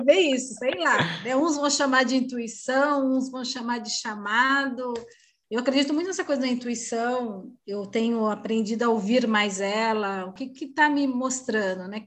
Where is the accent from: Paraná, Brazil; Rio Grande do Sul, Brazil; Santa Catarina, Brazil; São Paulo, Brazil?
São Paulo, Brazil; Osasco; now in Sorocaba, Brazil; estou atualmente morando em Sorocaba, interior de São Paulo, mas eu sou natural de Osasco